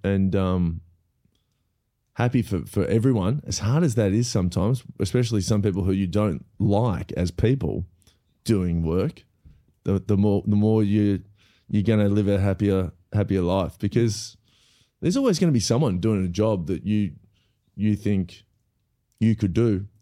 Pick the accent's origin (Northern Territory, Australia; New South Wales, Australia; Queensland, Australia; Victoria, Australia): Victoria, Australia; Melbourne; also born or lived in Los Angeles; I grew up in Melbourne